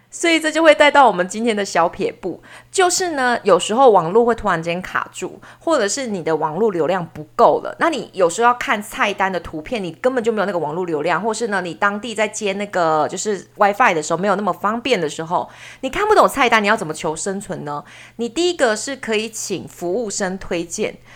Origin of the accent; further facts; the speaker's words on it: Taiwan; 只有我们两个台湾人在用台语当密语